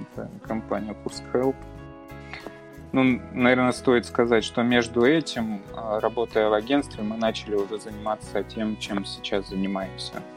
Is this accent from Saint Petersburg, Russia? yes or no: no; Belgorod Oblast, Russia; moved away as an adult; now in Kursk, Russia; я родом из Белгородской области